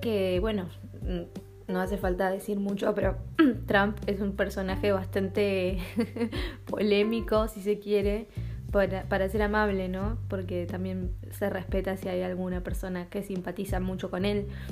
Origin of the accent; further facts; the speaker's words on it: Argentina; also born or lived in Denmark; now in Copenhagen, Denmark; yo soy argentina, vivo en Dinamarca